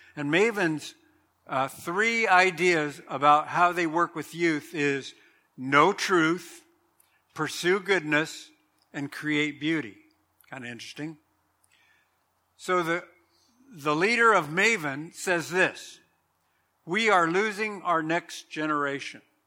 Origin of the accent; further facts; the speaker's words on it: Southern California, United States; I remember growing up in Southern California